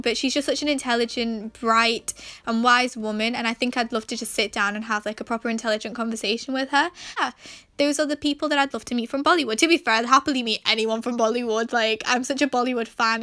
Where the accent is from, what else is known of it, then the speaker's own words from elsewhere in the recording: Manchester, North West England, United Kingdom; I was born and raised in England, however, both of my parents are Pakistani